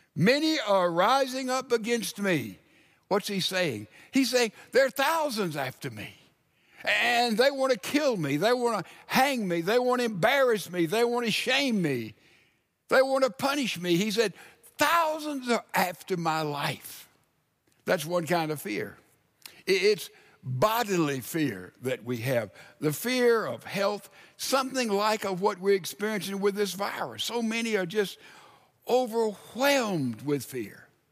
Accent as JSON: {"language": "English", "town": "Laurel", "region": "Mississippi", "country": "United States", "tie": "born or raised there", "moved": "yes", "said": "I lived 20 years of my life in Laurel, Mississippi. Man, I've ridden my bicycle all over those streets."}